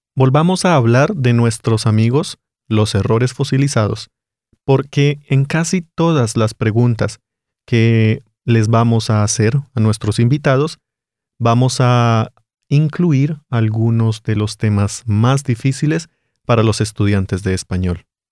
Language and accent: Spanish; Bogotá, Bogotá Capital District, Colombia; accent: Colombian; Yo soy de Bogotá y allí comemos sopa